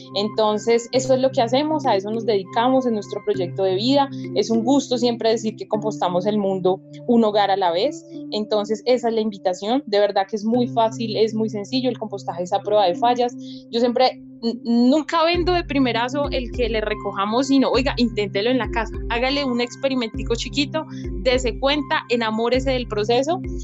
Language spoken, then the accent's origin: Spanish; Colombia; como sociedad colombiana